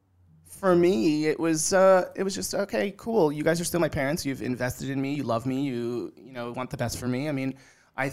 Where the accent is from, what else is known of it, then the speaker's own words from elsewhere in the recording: New Fairfield, Connecticut, United States; also born or lived in Colombia; I grew up in New Fairfield, Connecticut, and spent my weekends and like things in New York City.